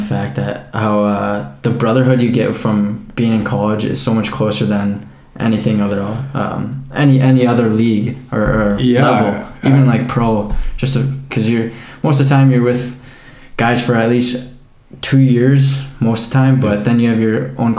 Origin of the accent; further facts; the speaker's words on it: Canada; All right, well, as a Canadian, the first question I usually always have